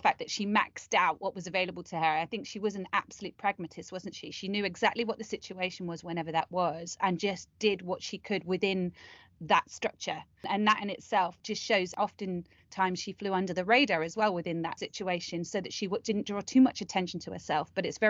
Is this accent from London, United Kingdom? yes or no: no; Leicestershire, East Midlands, United Kingdom; I'm from Leicestershire